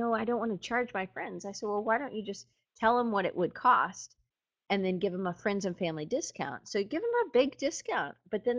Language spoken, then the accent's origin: English; United States; I'm in America and I'm an American